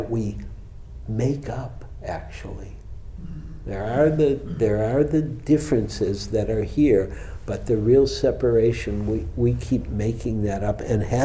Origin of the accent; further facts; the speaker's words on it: Detroit, Michigan, United States; now in San Francisco, United States; growing up in Detroit